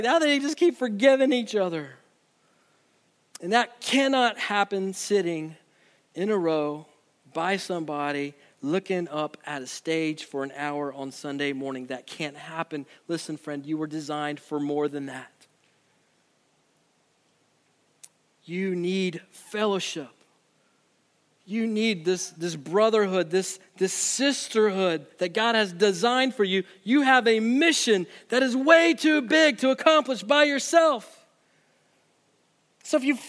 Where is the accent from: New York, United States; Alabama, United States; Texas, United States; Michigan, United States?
Alabama, United States; Birmingham; I grew up in Birmingham